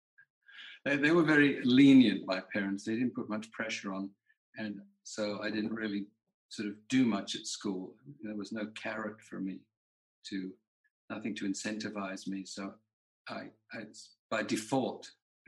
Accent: London, United Kingdom; I grew up in London, in England

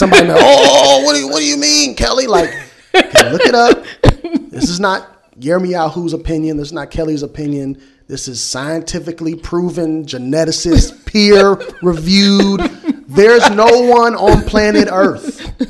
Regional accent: South Africa; And this is how we move as South Africans.

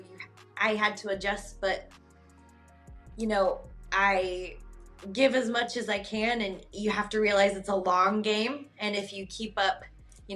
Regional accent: Wyoming, United States; now in Kansas City, United States; I grew up in Wyoming.

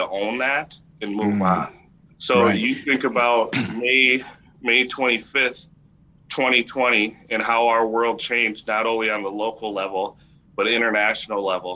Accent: Minneapolis, Minnesota, United States; also born or lived in Chicago; I grew up in Minneapolis. I grew up on the south side of Minneapolis

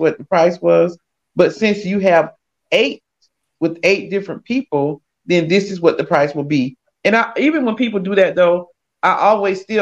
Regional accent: South Georgia, United States; moved away; I'm originally from South Georgia

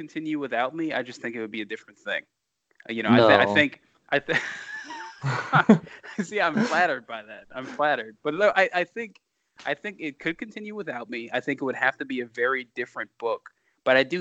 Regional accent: Louisiana, United States; I'm born and raised in Louisiana.

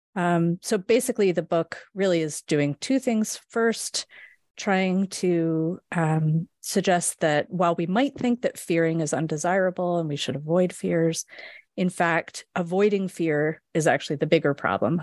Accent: west coast of Canada, Canada; moved away as an adult; also born or lived in Edmonton, Alberta / Halifax, Nova Scotia; now in Michigan, United States; I grew up in Canada, on the west coast of Canada

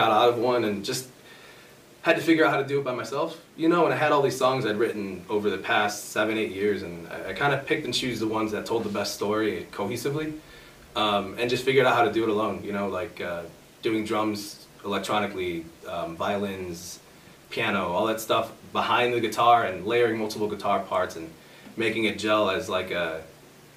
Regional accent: Oswego, Illinois, United States; now in Aurora, United States; I went to Oswego for schooling

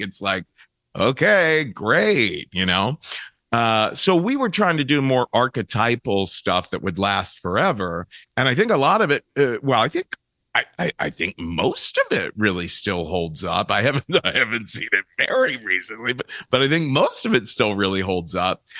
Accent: Cincinnati, Ohio, United States; moved away; I come from Cincinnati, Ohio

